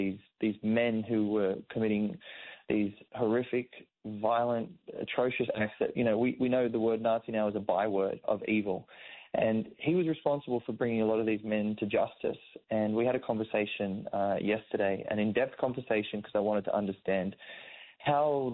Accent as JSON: {"language": "English", "town": "Sydney", "region": "New South Wales", "country": "Australia", "tie": "born or raised there", "said": "I grew up in a very Islamic Middle Eastern community in Sydney"}